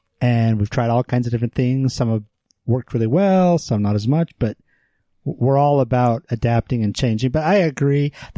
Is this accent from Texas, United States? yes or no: no; Iowa, United States; now in Utah, United States; growing up in Iowa